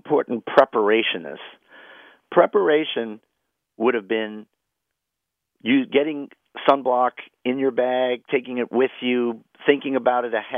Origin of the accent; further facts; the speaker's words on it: New York City, New York, United States; I grew up in Washington Heights